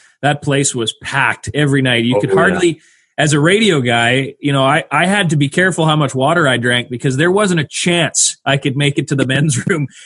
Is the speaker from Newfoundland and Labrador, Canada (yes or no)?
no; Winnipeg, Manitoba, Canada; I grew up in Winnipeg, a Winnipeg Jets fan the first time around